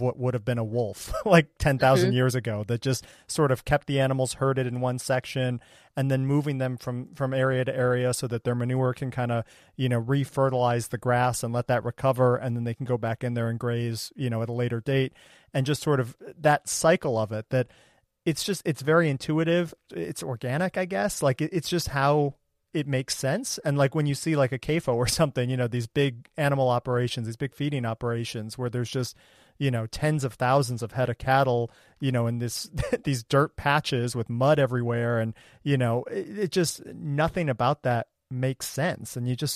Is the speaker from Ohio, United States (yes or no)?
yes; Ohio, United States; I grew up in Ohio